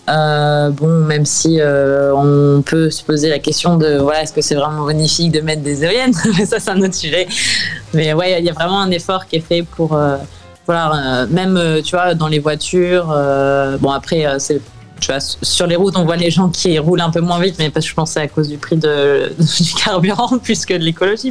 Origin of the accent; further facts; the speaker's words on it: France; now in New York, United States; mon pays natal